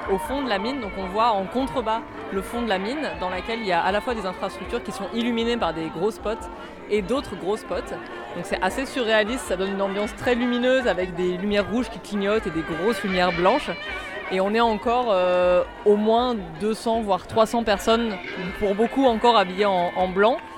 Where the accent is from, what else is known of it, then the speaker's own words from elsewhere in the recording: Paris, Île-de-France, France; je viens de Paris.